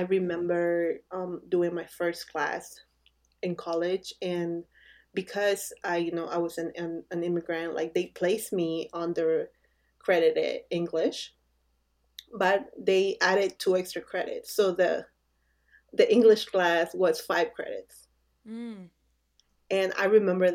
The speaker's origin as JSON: {"language": "English", "country": "Bolivia", "moved": "yes", "lives_now": "United States", "said": "we're from Bolivia"}